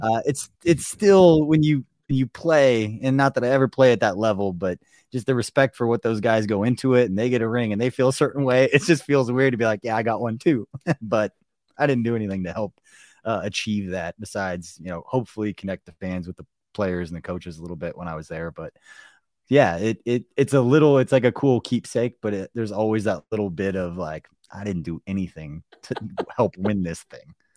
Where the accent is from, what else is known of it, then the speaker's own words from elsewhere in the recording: Kansas City, Missouri, United States; going to games when we were, you know, growing up in Kansas City